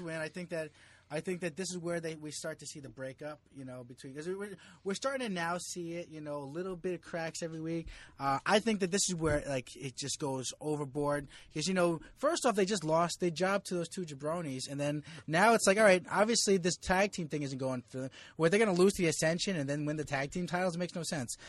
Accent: Jersey City, New Jersey, United States; moved away as an adult; also born or lived in New York; now in Philippines; I grew up in Jersey City

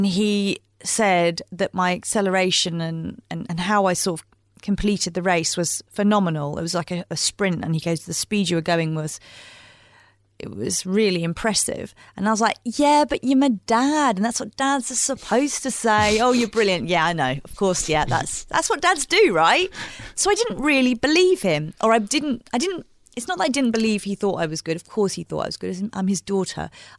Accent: East of England, United Kingdom; It would be just around the country lanes of where I grew up in Bedfordshire, so through into Cambridgeshire and Hertfordshire

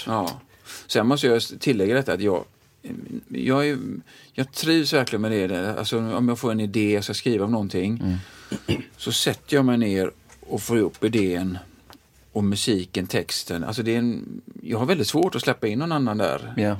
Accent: Sweden; jag är svensk.

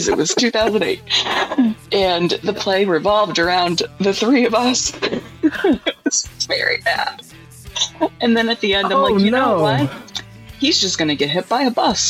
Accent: Troy, New York, United States; I grew up in Troy

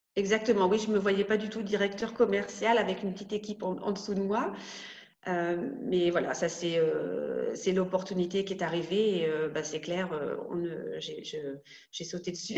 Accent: Rouen, Normandy, France; moved away as an adult; also born or lived in Caen; now in Munich, Germany; je suis née à Rouen, donc en Seine-Maritime en Normandie

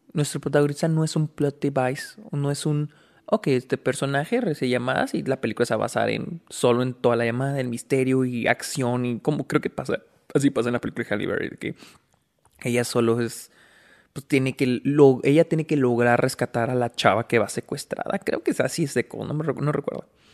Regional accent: Delicias, Chihuahua, Mexico; moved away; Aquí estoy en mi casa en Delicias, donde, pues, donde yo nací. Estoy visitando a mi familia

